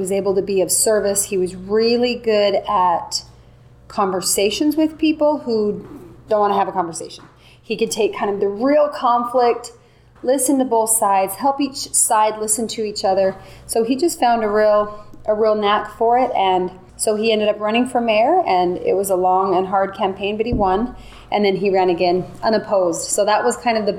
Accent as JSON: {"language": "English", "town": "North Ogden", "region": "Utah", "country": "United States", "tie": "born or raised there", "said": "I'm from North Ogden, Utah, which is about 45 minutes north of Salt Lake City. I grew up there, went to high school there"}